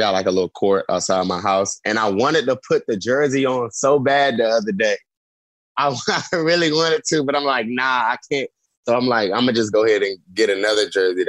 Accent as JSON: {"language": "English", "region": "North Carolina", "country": "United States", "tie": "born or raised there", "moved": "yes", "said": "I grew up in North Carolina"}